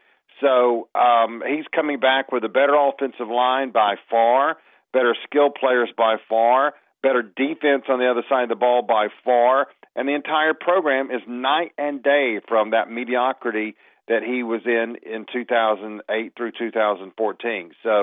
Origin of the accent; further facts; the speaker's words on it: Waycross, Georgia, United States; I'm from Waycross in South Georgia, and I'm in Waycross right now, as a matter of fact.